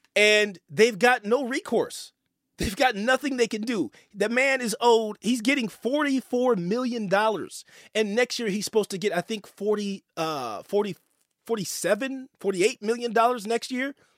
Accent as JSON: {"language": "English", "area": "the Bay Area", "region": "California", "country": "United States", "said": "I'm from the Bay."}